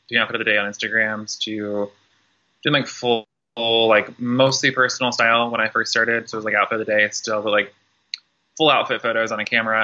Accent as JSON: {"language": "English", "region": "southern Indiana", "country": "United States", "tie": "born or raised there", "moved": "as an adult", "lives_now": "Louisville, United States", "said": "born and raised in the Kentuckiana area, originally from southern Indiana, but have lived in Louisville since I turned 18. Definitely grew up in like a smaller town in Indiana"}